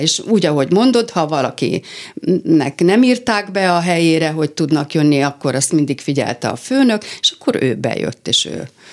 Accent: Hungary; first language Hungarian; also born or lived in San Francisco, United States

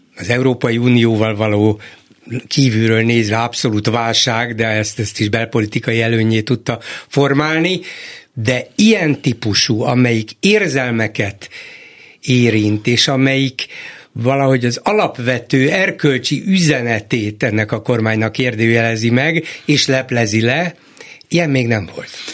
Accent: Hungary; A magyar adott annak születtem, abban nevelkedtem

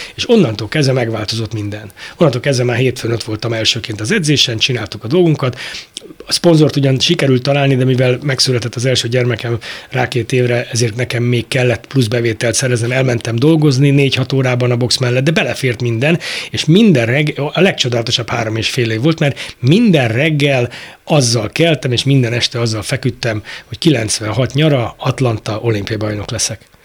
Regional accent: Budapest, Hungary; ebben nőttem fel a, a pongrász telepen nálunk

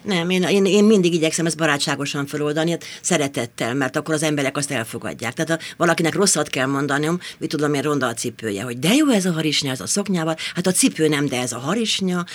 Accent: Tiszakécske, Bács-Kiskun, Hungary; moved away as an adult; also born or lived in Kecskemét / Eger; now in Budapest, Hungary; Hát én ókécskén születtem, Tiszakécske.

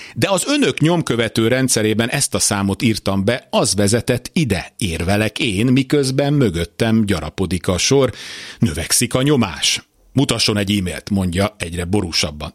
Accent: Hungary; born or raised there

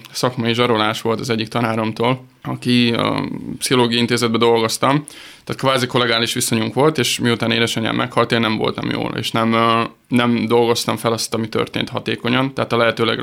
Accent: Hungary; 600 fős kicsi, kicsi, kicsi nagyon hagyományőrző, nagyon konzervatív pici falu. Onnan én származom, és ebbe a pici kis zsebkendőnyi faluban van egy kis kastély, amit még jó 150 éve építettek, és akkor ott laktunk öreganyámmal.

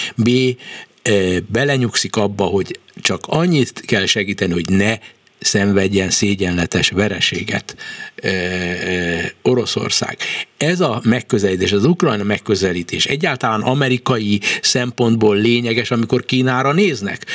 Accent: Hungary; én kelet-európai magyar ember vagyok

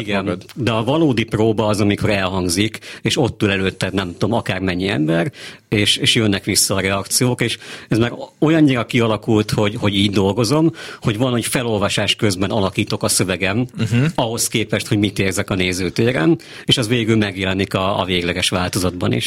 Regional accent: Székesfehérvár, Fejér, Hungary; also born or lived in Pécs; valóban Székesfehérváron születtem, ott jártam minden iskolámat, egy kis pécsi kitérőt leszámítva, és azóta is ott élek

